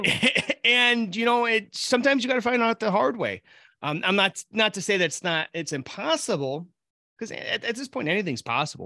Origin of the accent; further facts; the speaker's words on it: Buffalo, New York, United States; now in Rochester, United States; I grew up outside of Buffalo